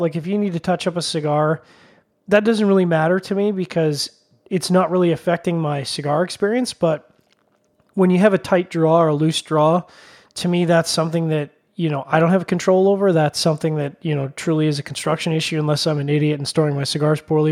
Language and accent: English; Canada